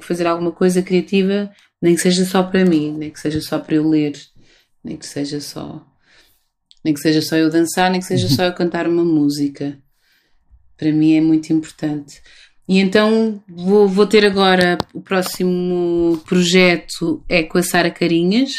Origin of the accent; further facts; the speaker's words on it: Lisbon, Portugal; Lisboa, que é a cidade de onde eu sou, onde nasci